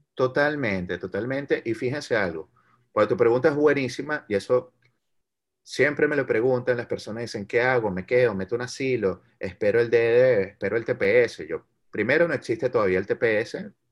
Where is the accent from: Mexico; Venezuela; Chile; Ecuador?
Venezuela; now in United States; el venezolano, nosotros como comunidad venezolana, no solo dentro de los Estados Unidos